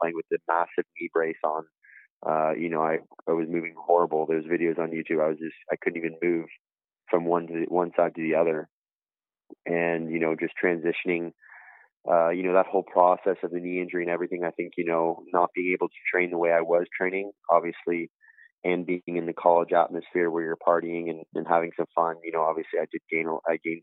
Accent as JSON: {"language": "English", "country": "Canada", "tie": "born or raised there", "said": "growing up in Canada and North America"}